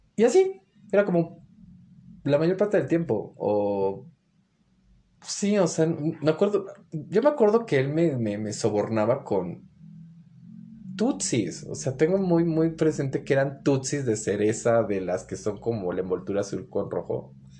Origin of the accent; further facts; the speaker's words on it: Mexico City, Mexico; also born or lived in Guadalajara, Jalisco / Torreón; mi crecimiento fue como en la Ciudad de México